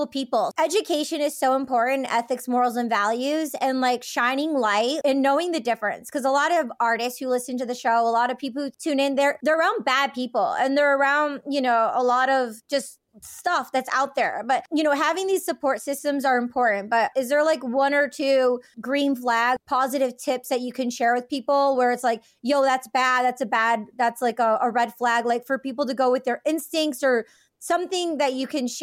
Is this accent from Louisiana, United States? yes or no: no; Michigan, United States; I'm from Michigan